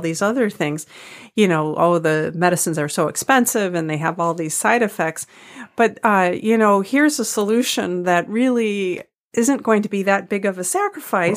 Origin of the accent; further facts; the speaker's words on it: United States; as an American